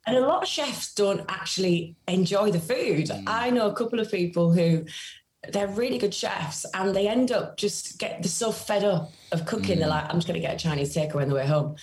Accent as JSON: {"language": "English", "town": "Carlisle", "region": "North West England", "country": "United Kingdom", "said": "I'm from Cumbria, from Carlisle, which is a very small city in a very rural county."}